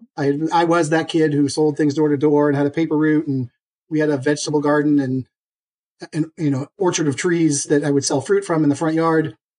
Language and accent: English; Boston, Massachusetts, United States; as a Bostonian